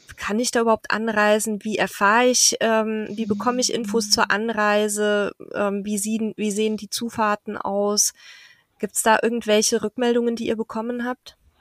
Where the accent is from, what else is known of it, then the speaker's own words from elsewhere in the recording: Southern Germany, Germany; moved away; da komme ich ja her, ursprünglich aus dem Süden von Deutschland.